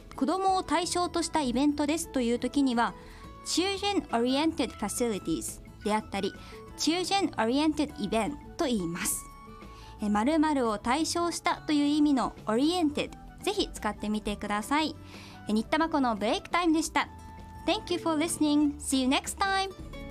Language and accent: Japanese; Okayama, Japan; I was born and raised in Okayama